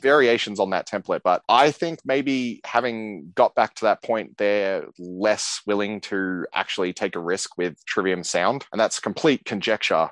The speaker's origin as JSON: {"language": "English", "country": "Australia", "said": "I'm a dude from Australia"}